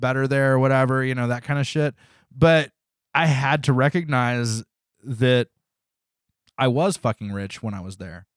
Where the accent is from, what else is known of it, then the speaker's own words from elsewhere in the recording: United States; I was from America